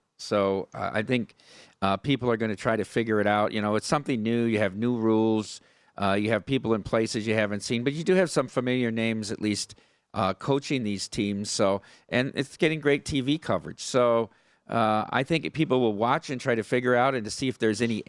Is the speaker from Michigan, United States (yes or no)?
no; Iowa, United States; I'm from Iowa, so I follow Iowa State pretty closely.